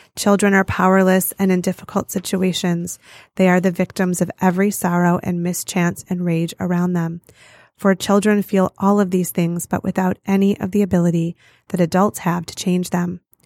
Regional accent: Farmington Hills, Michigan, United States; So I grew up in Farmington Hills, Michigan

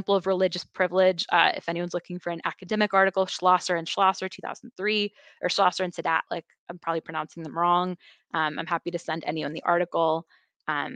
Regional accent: Chicago, Illinois, United States; I grew up in Chicago area, then went to school, then came back

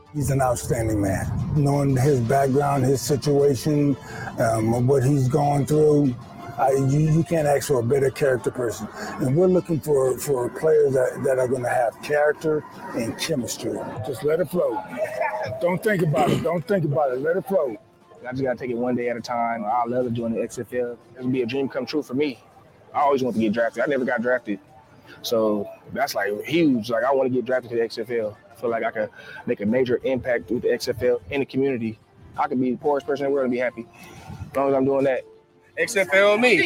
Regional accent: Moreno Valley, California, United States; also born or lived in Los Angeles; I'm from Reno Valley, but my, my home where I was born in Los Angeles, home is Reno Valley

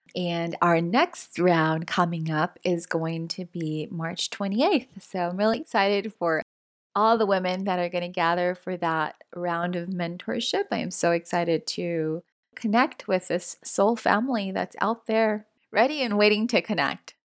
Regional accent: Los Angeles, California, United States; first generation Latina, born and raised in Los Angeles, California

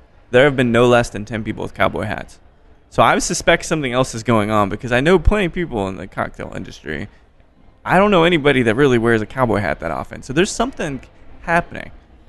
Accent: Texas, United States; The accent doesn't differ much between Austin and San Antonio. So we're all Texans.

